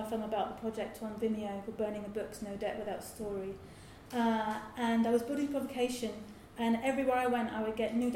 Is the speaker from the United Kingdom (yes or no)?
yes; Lewes, South East England, United Kingdom; Lewis, my hometown